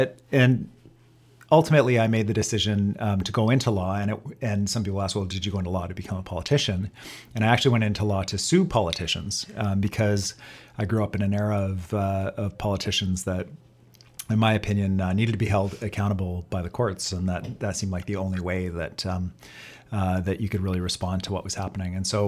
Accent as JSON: {"language": "English", "town": "Kitchener", "region": "Ontario", "country": "Canada", "tie": "born or raised there", "also_born_or_lived": "Etobicoke", "lives_now": "British Columbia, Canada", "said": "And I grew up in a town in southwestern Ontario called Kitchener, Ontario."}